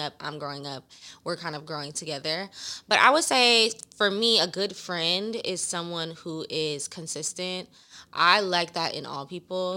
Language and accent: English; Los Angeles, California, United States; also born or lived in Inglewood; 'cause it's my hometown